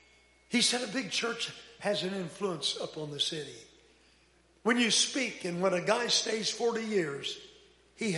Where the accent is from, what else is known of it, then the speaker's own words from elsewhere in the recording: Texas, United States; also born or lived in Phoenix, Arizona, United States; now in Los Angeles, United States; I'm from Texas, but I've been out there with those people in L.A. so long